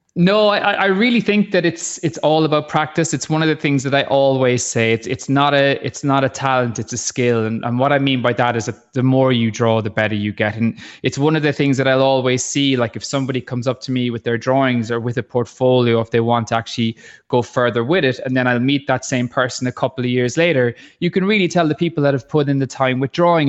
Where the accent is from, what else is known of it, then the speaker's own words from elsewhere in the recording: Ballycotton, Munster, Ireland; I'm from Ballycotton